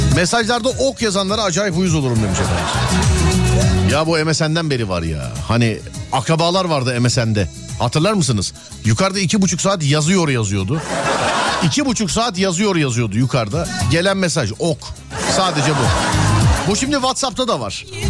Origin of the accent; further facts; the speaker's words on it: Istanbul, Turkey; bir İstanbullu olarak